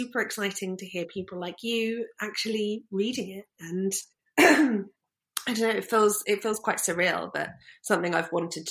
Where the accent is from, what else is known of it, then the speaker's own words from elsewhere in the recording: Brighton, South East England, United Kingdom; We grew up in Brighton